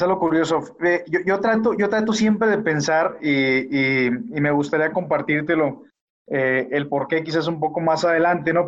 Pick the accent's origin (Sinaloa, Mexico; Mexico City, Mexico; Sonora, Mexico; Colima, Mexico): Sinaloa, Mexico; Culiacán; now in León, Mexico; soy originario de Culiacán, Sinaloa.